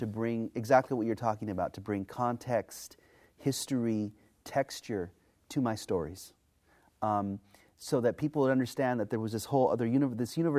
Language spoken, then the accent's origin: English; Los Angeles, California, United States; It's my hometown newspaper.